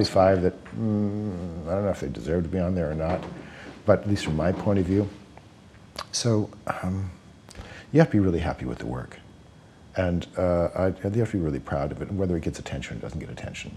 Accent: London, Ontario, Canada; moved away; London, Ontario, Canada

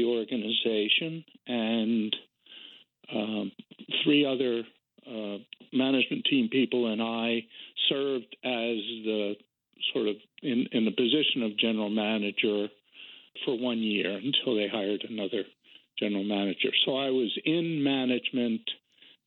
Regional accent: New Jersey, United States; moved away; also born or lived in Seattle; I lived in New Jersey and Ocean Spray, which is a very large grower cooperative, had a bottling plant in my hometown.

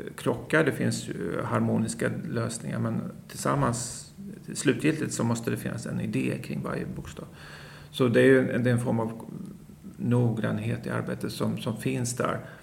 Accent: Småland, Sweden; jag kommer från Småland och alla mina mostrar

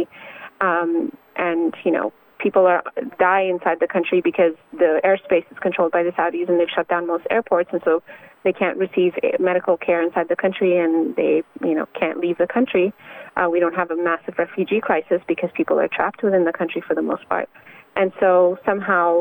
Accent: Canada; I'm Canadian.

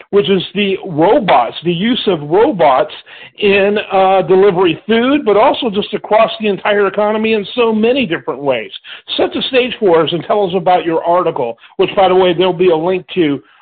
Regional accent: Michigan, United States; moved away; I grew up in Michigan

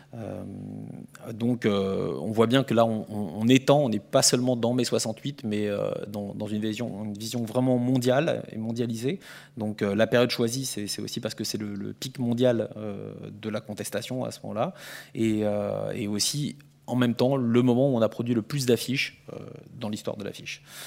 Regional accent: France; je suis français

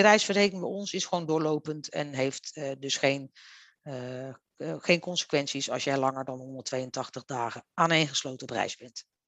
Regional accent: Netherlands; wij zijn als Nederlanders

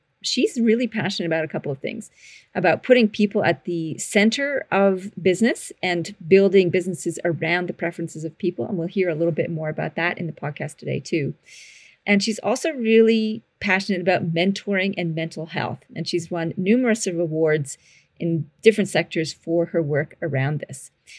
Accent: Canada; now in Australia; You might notice my accent is slightly funky or not. I'm a Canadian living in Australia and have been down under for 20 something years.

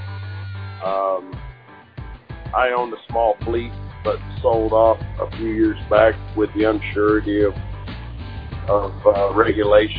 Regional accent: Yukon, Oklahoma, United States; I'm from Yukon, Oklahoma, and currently traveling through Tallulah

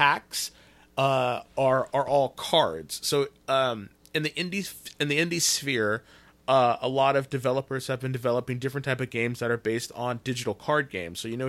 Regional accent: Fresno, California, United States; I'm from Fresno's

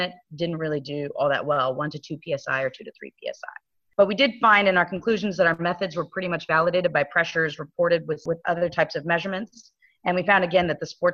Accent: Fresno, California, United States; I am from Fresno, California, and I work at University of California, San Francisco Fresno program

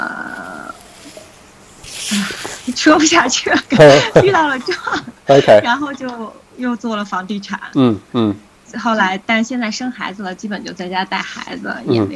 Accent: Beijing, China; now in Gold Coast, Australia; 因为我是北京的嘛，

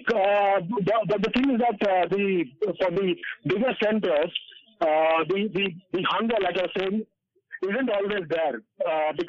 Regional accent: India; when I was growing up as well, and all of us Indians

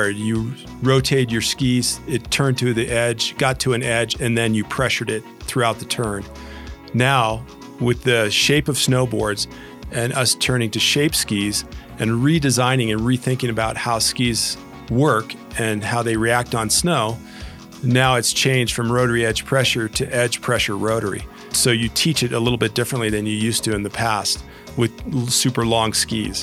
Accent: Southern California, United States; I grew up in Southern California

